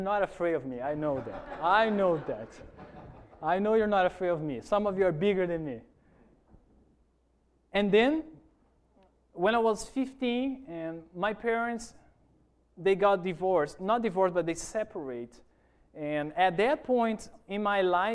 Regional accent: Porto Velho, Rondônia, Brazil; English is a second language; moved away as an adult; also born or lived in Toronto, Canada / Virginia, United States; now in Hawaii, United States; I grew up in one of those cities called Porto Velho

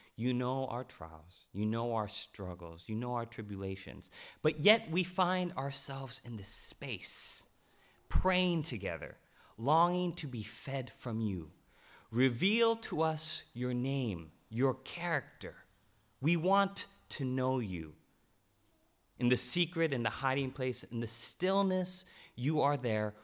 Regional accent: Loma Linda, California, United States; also born or lived in Glendale; I was born in Glendale, and I grew up in a place called Loma Linda

